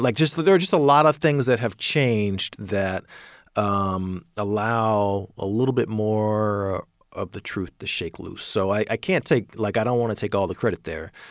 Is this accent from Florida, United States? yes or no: no; Atlanta, Georgia, United States; I'm from Atlanta.